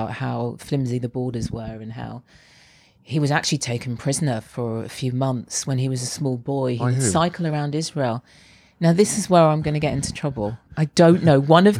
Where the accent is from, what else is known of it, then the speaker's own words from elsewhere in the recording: London, United Kingdom; Yeah. I feel strongly identified with London. Yeah.